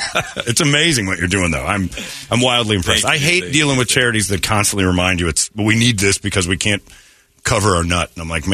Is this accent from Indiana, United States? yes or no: yes; Indiana, United States; now in Arizona, United States; I'm from Indiana.